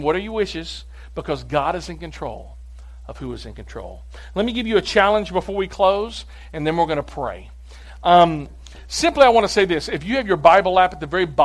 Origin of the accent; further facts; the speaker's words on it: United States; we, as the American people